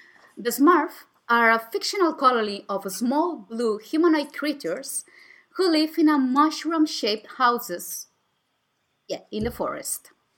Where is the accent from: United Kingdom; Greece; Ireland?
United Kingdom; England; I'm English.